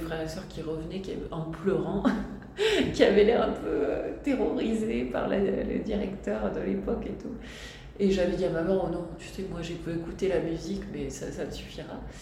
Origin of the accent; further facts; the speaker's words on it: Tarbes, Occitania, France; je suis née à Tarbes et j'ai grandi